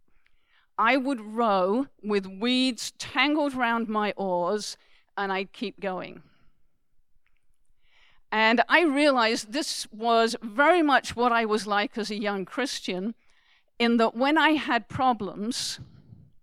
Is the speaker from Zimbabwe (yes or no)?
no; United Kingdom; now in Canada; being British